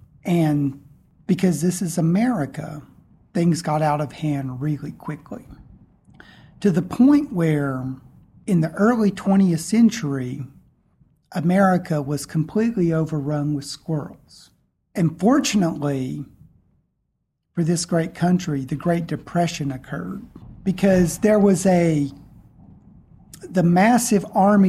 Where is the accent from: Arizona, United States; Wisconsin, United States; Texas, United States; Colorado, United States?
Texas, United States; Because I'm from Texas. And in Texas, the squirrels are called prairie dogs.